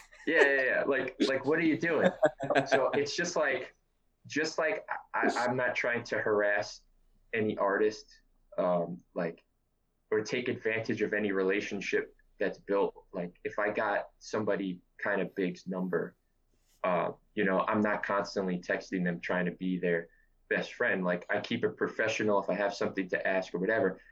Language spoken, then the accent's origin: English; New York City, New York, United States; I'm from New York City. I've always been from New York City, and I'm 32 years old